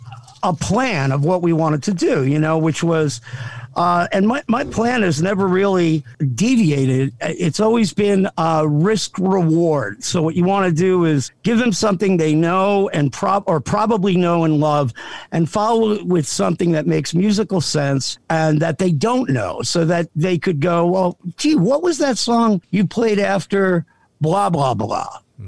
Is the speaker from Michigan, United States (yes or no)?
no; South Amboy, New Jersey, United States; I grew up in a little town called South Amboy, but, was born in Jersey